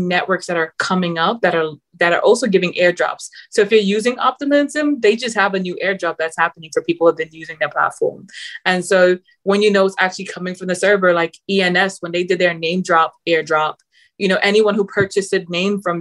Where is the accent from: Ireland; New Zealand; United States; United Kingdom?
United Kingdom; Manchester, North West England; accent: Mancunian, London and New York hybrid; also born or lived in London; I'm from Manchester, UK. I've lived in London, so it's all love. My accent is now a hybrid of Mancunian London's a little bit of New York.